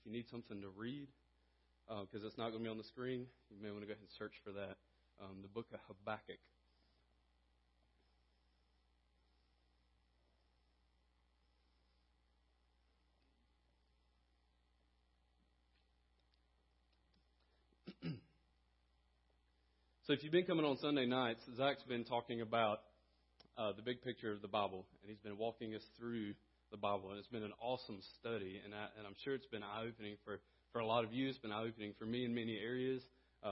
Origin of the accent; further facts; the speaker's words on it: Conway, South Carolina, United States; moved away as an adult; also born or lived in Greenville, South Carolina; now in Abbeville, United States; I grew up in Conway, South Carolina